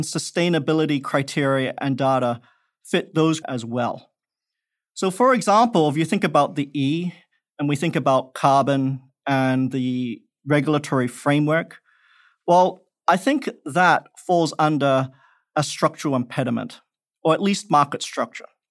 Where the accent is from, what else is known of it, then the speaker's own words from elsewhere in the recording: Perth, Western Australia, Australia; moved away; also born or lived in Malaysia; I grew up in Australia